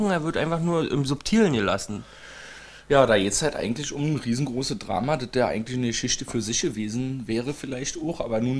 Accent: East Germany, Germany; Entschuldigung, ich bin Ossi, ich bin ja so ein Tierparkmensch.

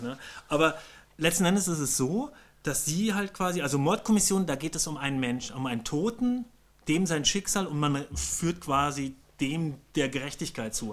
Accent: Bavaria, Germany; ich komme ja aus Bayern

